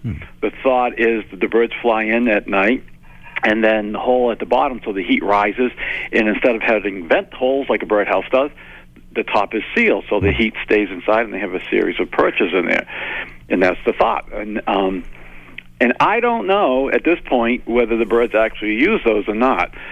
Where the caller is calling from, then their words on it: Jackson Hole, Wyoming, United States; I'm calling from Jackson Hole, Wyoming